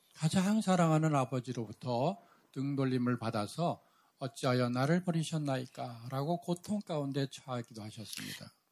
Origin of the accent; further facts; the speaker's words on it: South Korea; 저의 아내와 우리 정부지사 선생님은 우리 같은 교회, 우리 한국에 있는 같은 교회에서 어릴 때부터 자랐습니다